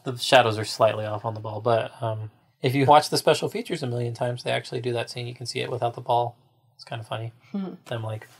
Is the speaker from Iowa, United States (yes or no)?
no; Kitsap County, Washington, United States; also born or lived in Portland; I grew up in Kitsap County, which is the one east of Mason County.